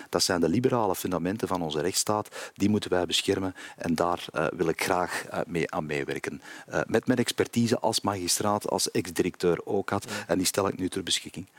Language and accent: Dutch; Kempen, Flanders, Belgium; also born or lived in Antwerp; Als Kempenaar, ik ben een eh, Antwerpse Kempenaar of een Kempische Antwerpenaar